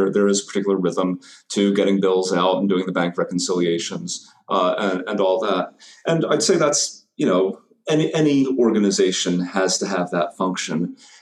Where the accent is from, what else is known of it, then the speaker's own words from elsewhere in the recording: North Carolina, United States; moved away as an adult; now in Indianapolis, United States; I grew up in North Carolina, but came to Indiana for college in the early 90s and stuck around